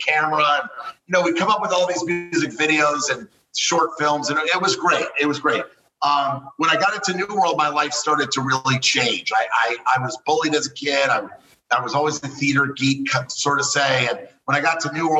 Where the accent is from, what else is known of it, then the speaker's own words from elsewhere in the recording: Miami, Florida, United States; I was born and raised in Kendall Lakes, Miami, you know, a suburb of Miami.